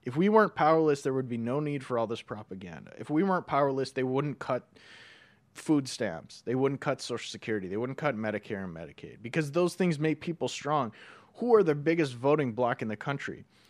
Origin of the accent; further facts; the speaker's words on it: North Dakota, United States; They just happen to be people from where we're from North Dakota.